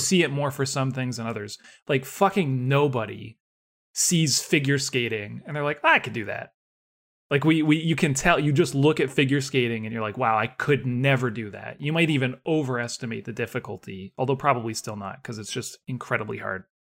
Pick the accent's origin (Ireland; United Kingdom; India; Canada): Canada; growing up in Canada